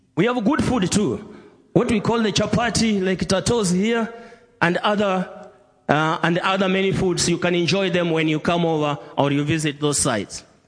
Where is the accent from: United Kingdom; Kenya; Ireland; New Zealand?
Kenya; greetings from Kenya, from all the churches in Kenya